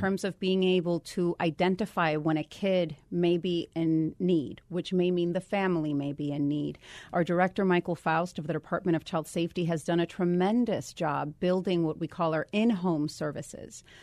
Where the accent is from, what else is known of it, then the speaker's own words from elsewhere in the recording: Guaynabo, Puerto Rico; moved away as an adult; also born or lived in Dallas, Texas / Washington, D.C.; I am a native of Puerto Rico. I grew up there, went to high school there, and then came to do college in the mainland